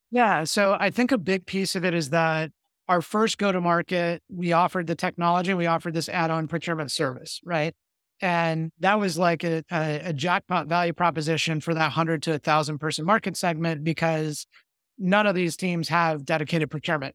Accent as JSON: {"language": "English", "town": "Victorville", "region": "California", "country": "United States", "tie": "born or raised there", "said": "I grew up in the Mojave Desert in a small town called Victorville. That's in Southern California"}